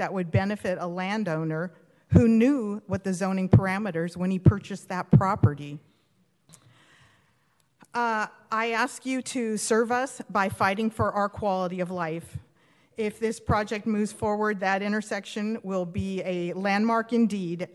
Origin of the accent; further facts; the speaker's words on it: Huntington Beach, California, United States; I've lived in, born and raised in Huntington Beach